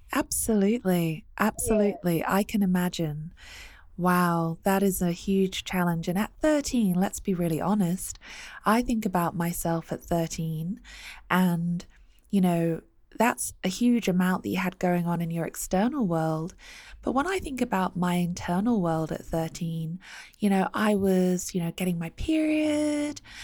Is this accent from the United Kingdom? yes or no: yes; United Kingdom; I grew up in the UK